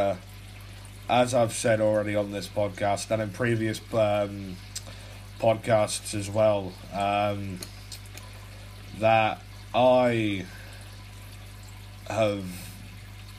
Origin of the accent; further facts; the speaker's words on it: England, United Kingdom; I'm a 17-year-old Brit, right? I'm from England